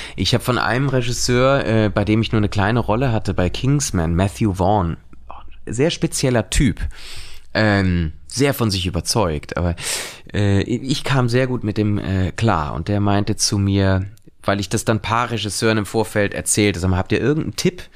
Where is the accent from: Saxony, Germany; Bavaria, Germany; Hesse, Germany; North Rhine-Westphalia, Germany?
North Rhine-Westphalia, Germany; Cologne; als Kölner